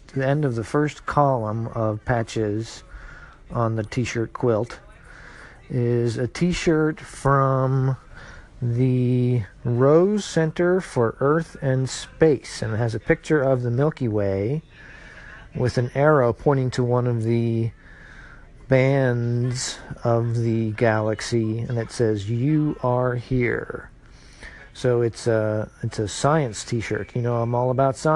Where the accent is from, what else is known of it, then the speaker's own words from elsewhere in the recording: Cincinnati, Ohio, United States; now in Atlanta, United States; I'm from Cincinnati, Ohio